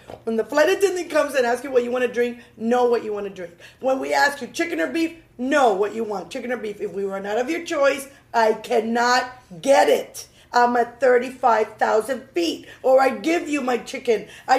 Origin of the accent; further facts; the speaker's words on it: United States; Yeah, they're going to know I'm American.